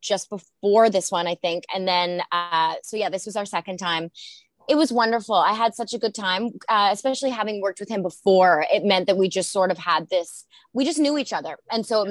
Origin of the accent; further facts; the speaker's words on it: Australia; I'm from Australia